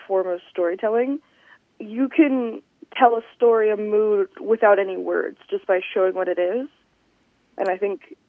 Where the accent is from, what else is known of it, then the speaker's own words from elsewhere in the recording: South Mississippi, United States; also born or lived in California; I was born in California, but I've lived in South of Mississippi for over 10 years now.